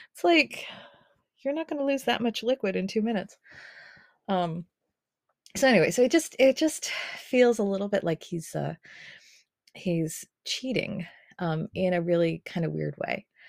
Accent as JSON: {"language": "English", "town": "Boston", "region": "Massachusetts", "country": "United States", "tie": "born or raised there", "moved": "as an adult", "lives_now": "New York, United States", "said": "I was born in Boston"}